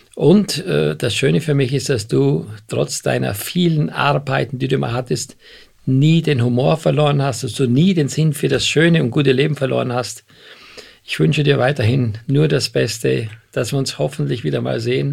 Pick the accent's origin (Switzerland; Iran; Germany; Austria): Austria; Ich bin Österreicher